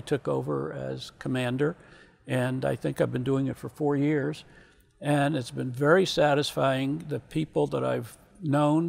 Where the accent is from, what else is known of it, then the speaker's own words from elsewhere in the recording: Virginia, United States; I grew up in Virginia